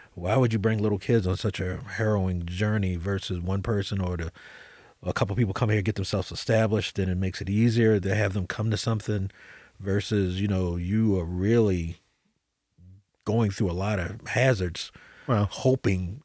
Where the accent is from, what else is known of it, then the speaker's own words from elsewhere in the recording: United States; I'm an American